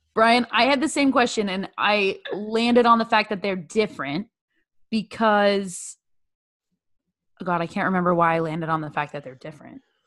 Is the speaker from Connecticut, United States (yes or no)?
no; Bay Area, California, United States; My home state's California. Shout out to the Bay Area.